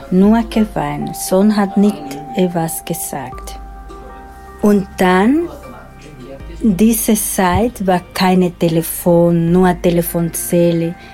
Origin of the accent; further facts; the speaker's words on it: Dominican Republic; German is a second language; also born or lived in Switzerland; now in Austria; Ich bin von der Dominikanischen Republik nach Schweiz gekommen und dann hier